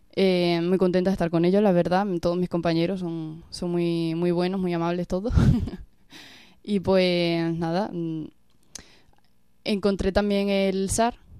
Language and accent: Spanish; Villanueva de la Serena, Extremadura, Spain; yo vengo de Villanueva de la Serena, de un pueblecito de Badajoz, y pues yo desde muy pequeña estaba en contacto con, la iglesia